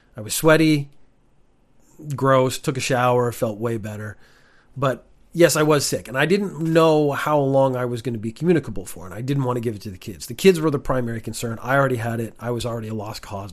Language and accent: English; Ireland; also born or lived in Canada; now in Japan; I was born in Ireland.